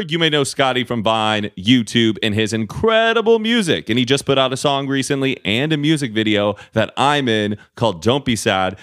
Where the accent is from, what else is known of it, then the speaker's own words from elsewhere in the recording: Dallas, Texas, United States; moved away; I grew up in the suburbs of Dallas